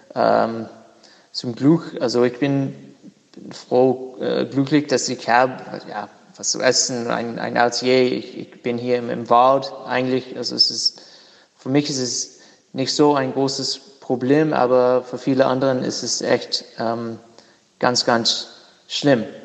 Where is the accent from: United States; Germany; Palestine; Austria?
United States; Durham, North Carolina; German is a second language; ich habe ein Atelier in meiner Heimat, äh, Durham, North Carolina